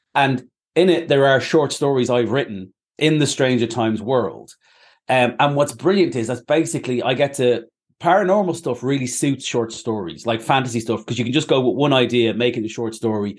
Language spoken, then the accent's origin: English; Ireland; now in Manchester, United Kingdom; I'm Irish.